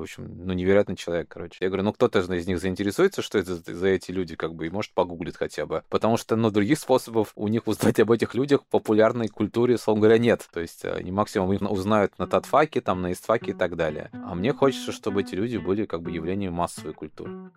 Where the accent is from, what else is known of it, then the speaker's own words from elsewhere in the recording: Kazan, Tatarstan, Russia; я как бы казанец, я татарин